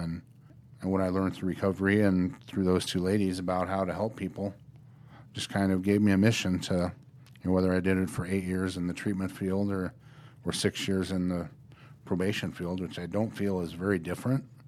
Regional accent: Norfolk, Nebraska, United States; also born or lived in Colorado; I grew up in Norfolk, Nebraska, which is a lot smaller than Omaha.

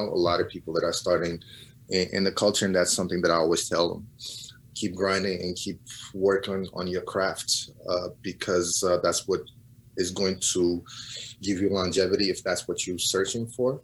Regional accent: Portugal; moved away as an adult; also born or lived in Cape Verde; now in United States; I was born and raised in Portugal, mm-hmm. but my family is from Cabo Verde

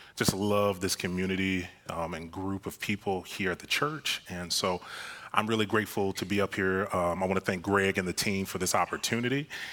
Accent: Florida, United States; moved away; I'm from Florida

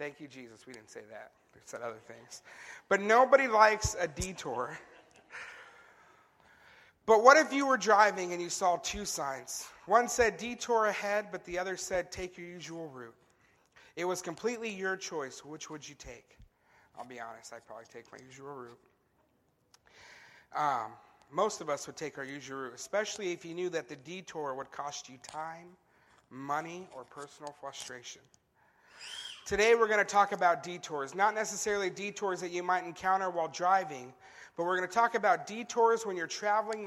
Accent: California, United States; growing up in California

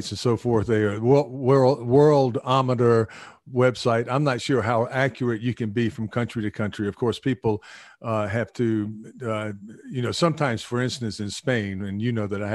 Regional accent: the American South, United States; moved away as an adult; now in Tokyo, Japan; I'm from the American South.

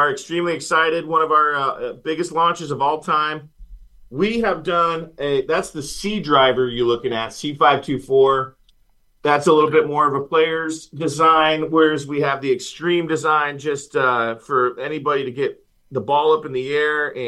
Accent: Indiana, United States; I'm from Indiana

